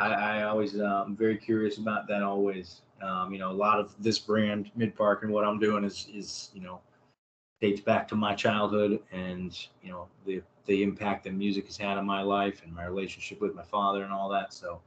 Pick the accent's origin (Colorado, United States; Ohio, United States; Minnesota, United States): Ohio, United States; Northeast; growing up in Northeast Ohio